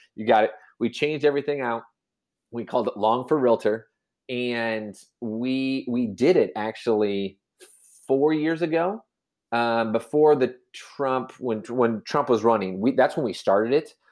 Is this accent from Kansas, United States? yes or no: yes; Manhattan, Kansas, United States; born and raised in Manhattan, Kansas.